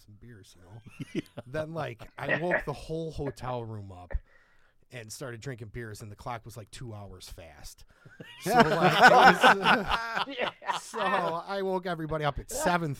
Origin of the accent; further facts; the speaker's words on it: Tinley Park, Illinois, United States; now in Crete, United States; from Tinley Park